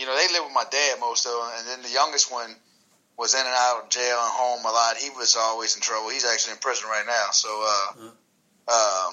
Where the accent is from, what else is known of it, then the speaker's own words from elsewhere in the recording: New Orleans, Louisiana, United States; I grew up in New Orleans